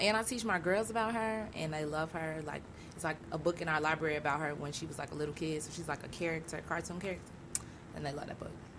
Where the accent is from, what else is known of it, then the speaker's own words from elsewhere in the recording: Chicago, Illinois, United States; also born or lived in Oberlin, Ohio; I'm from the East Side where everybody is Black, like coach is Black, food is Black. When you go to the lake, everybody's Black.